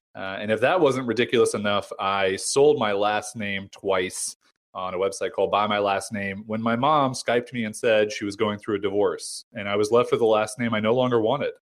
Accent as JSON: {"language": "English", "country": "United States", "also_born_or_lived": "San Diego", "said": "I'm American"}